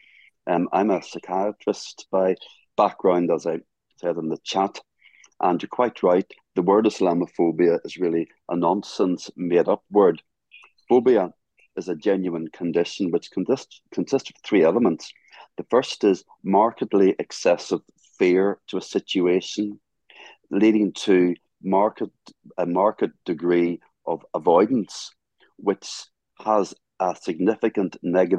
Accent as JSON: {"language": "English", "region": "Northern Ireland", "country": "United Kingdom", "said": "I'm from Northern Ireland"}